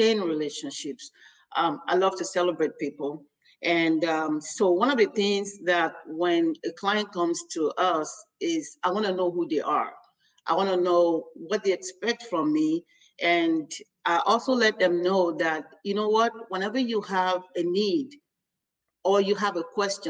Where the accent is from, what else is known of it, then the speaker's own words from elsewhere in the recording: Nigeria; now in United States; I'm actually from Nigeria